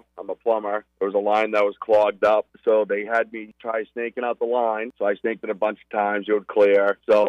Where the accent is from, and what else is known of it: Berwick, Maine, United States